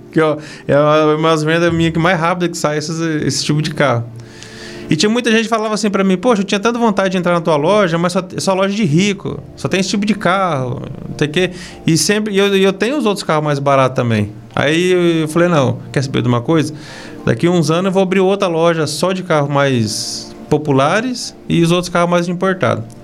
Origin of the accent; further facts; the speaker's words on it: Nova Esperança, Paraná, Brazil; now in Castro, Brazil; da região de Maringá, Nova